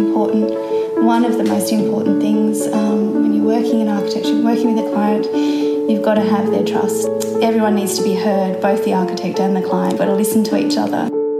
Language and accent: English; Hobart, Tasmania, Australia; I grew up and went to school in Hobart and university at the University of Tasmania in Hobart.